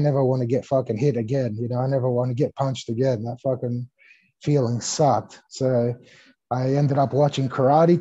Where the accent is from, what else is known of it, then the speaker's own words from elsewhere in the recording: Australia; English is a second language; also born or lived in Greece / California; I was born in Greece. I came to Australia when I was 5 years old. I didn't know the language.